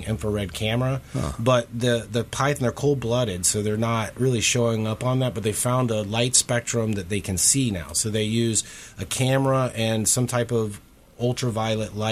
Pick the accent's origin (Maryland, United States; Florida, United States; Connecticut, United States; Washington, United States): Florida, United States; I grew up in Florida